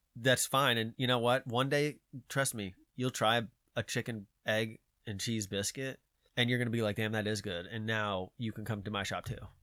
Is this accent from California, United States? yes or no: no; Georgia, United States; I'm from Georgia